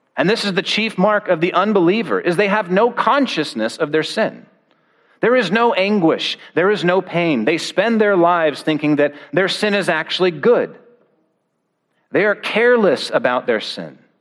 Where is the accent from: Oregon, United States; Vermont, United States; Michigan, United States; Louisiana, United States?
Oregon, United States; I grew up in Oregon